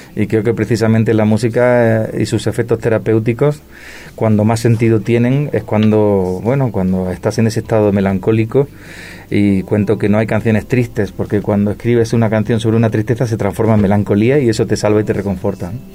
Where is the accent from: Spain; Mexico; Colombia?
Spain; Granada, Andalusia; now in Madrid, Spain; Yo soy de Granada, del sur de España, de Andalucía, pero vivo, en Madrid hace ya muchos años